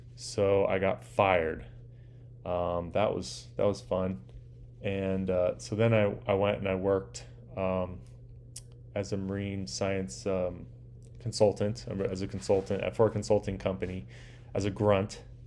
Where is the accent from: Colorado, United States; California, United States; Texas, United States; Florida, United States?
California, United States; Orange County, Southern; I grew up in a place called Orange County